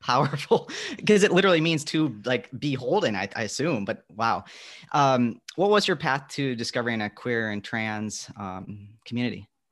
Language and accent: English; Midwest, United States; I'm from the Midwest where there's the Great Lakes